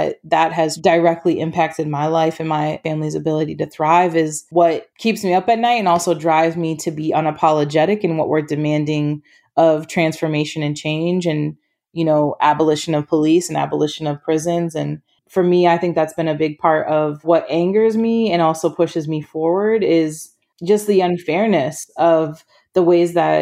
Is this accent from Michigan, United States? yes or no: no; Maine, United States; also born or lived in Broward County, Florida; now in Minnesota, United States; Originally, I'm from Southern Florida, was born in Broward County, and then moved to Maine when I was about 5 or 6 years old with my family.